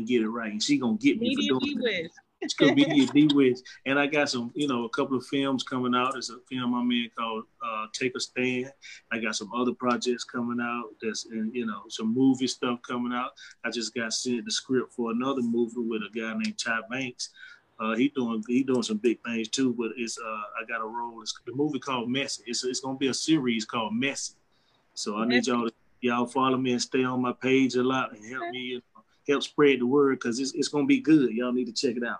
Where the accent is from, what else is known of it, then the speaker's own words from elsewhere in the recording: Durham, North Carolina, United States; I'm from Durham, North Carolina. And I was born and raised there